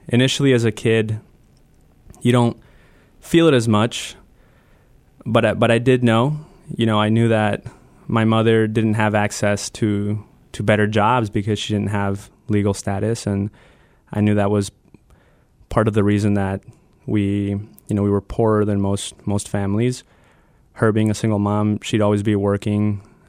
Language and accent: English; Wauseon, Ohio, United States; I moved to Northwest Ohio, a little town called Wauseon, which is outside of Toledo. It's a suburban rural town. White working class town. And I moved there in 2001.